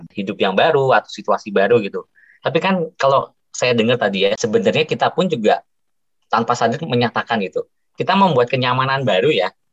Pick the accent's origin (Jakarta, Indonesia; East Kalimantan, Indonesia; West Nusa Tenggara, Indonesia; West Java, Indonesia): Jakarta, Indonesia; Tapi ya saya telah lahir dan besar di Jakarta jadi terbiasa gitu.